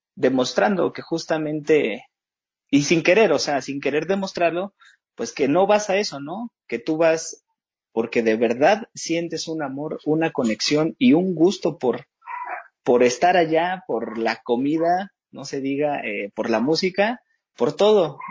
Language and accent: Spanish; State of Mexico, Mexico; yo no soy propiamente de la ciudad, yo soy del Estado de México